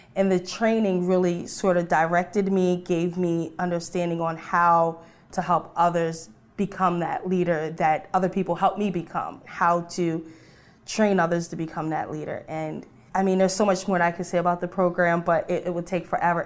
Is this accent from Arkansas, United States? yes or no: no; Delaware, United States; I'm from Delaware, and I work in a special education classroom.